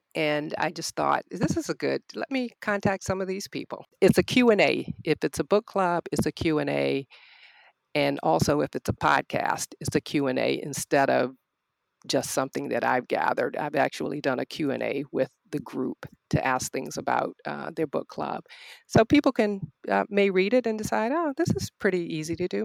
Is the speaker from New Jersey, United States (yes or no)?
no; Norfolk, Virginia, United States; also born or lived in Arlington, Virginia; now in Richmond, United States; I am a native Virginian. I was born in Norfolk and I currently live in Richmond